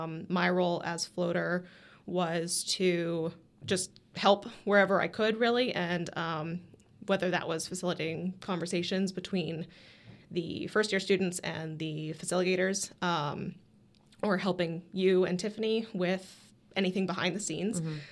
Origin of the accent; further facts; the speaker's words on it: New Hampshire, United States; born there; also born or lived in California; now in St. Augustine, United States; Okay, so I was born in New Hampshire. Lived in California for a while as a kid, but I've been living in St. Augustine, Jacksonville, Florida for the last like 15 years